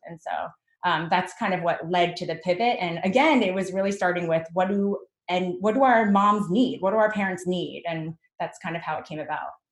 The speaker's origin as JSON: {"language": "English", "region": "New Jersey", "country": "United States", "tie": "born or raised there", "said": "I was born and raised in Jersey"}